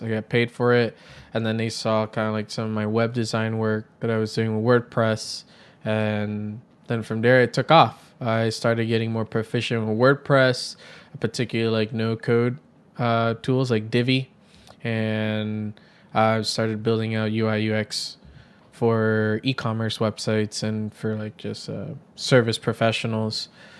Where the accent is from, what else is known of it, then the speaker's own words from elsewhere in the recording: New York City, New York, United States; So during my time growing up in New York City, as a kid, I was always very creative, drawing on paper, then got into graphic design